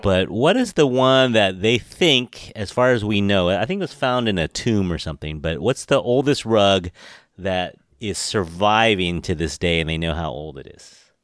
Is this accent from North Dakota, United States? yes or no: no; San Francisco, California, United States; I was born here in San Francisco, grew up here